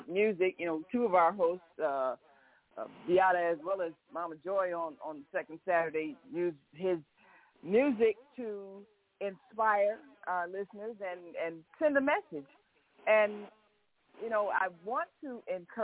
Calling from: Chicago, Illinois, United States; calling from Chicago

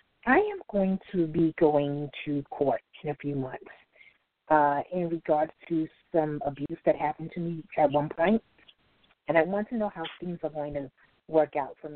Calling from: New York, United States; calling from New York.

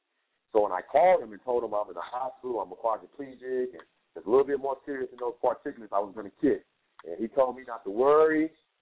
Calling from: Austin, Texas, United States; I'm calling from Austin, Texas

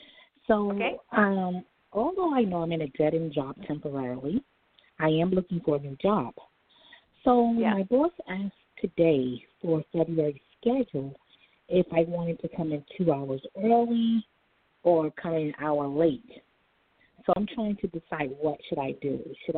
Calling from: New York, United States; Hi, this is …, and I'm calling from New York.

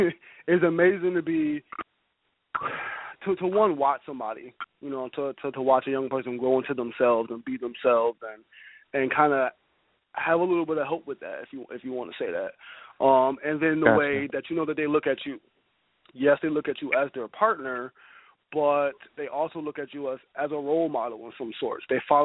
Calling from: Buffalo, New York, United States; I'm from Buffalo.

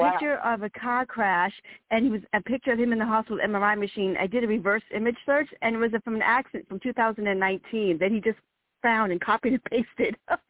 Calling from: Virginia, United States; I'm calling … from Virginia.

